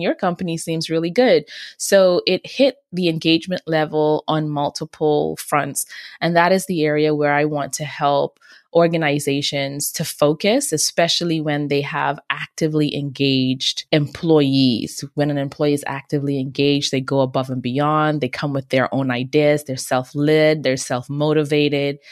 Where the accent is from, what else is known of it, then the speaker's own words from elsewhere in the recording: Bahamas; moved away; also born or lived in Nigeria; I grew up in the beautiful islands of the Bahamas, and I'm also from Nigeria on my dad's side